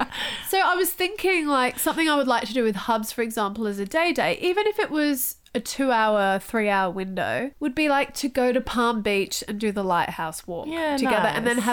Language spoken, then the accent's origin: English; Thailand; moved away; I didn't growing up in Thailand.